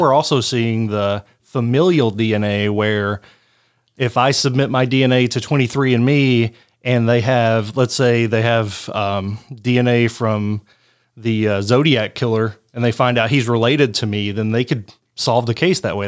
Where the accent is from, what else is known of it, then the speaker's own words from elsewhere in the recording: Harlan, United States; my hometown of Harlan